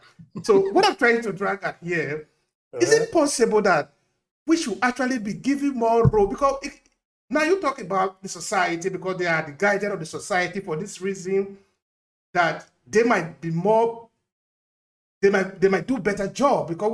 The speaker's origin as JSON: {"language": "English", "town": "Uromi", "region": "Edo", "country": "Nigeria", "said": "I'm from Urumi. I'm from Esan."}